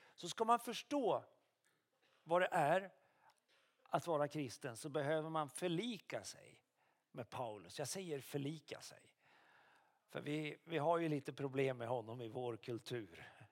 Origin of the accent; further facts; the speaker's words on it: Karlskoga, Örebro County, Sweden; also born or lived in Luleå; now in Umeå, Sweden; Jag är uppvuxen i Karlskoga men jag är född i Luleå